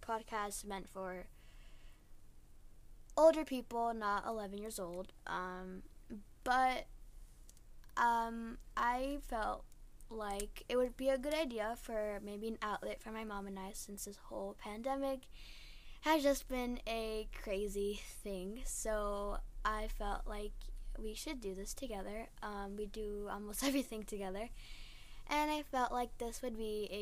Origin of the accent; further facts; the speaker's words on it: United States; I was born and raised here as well.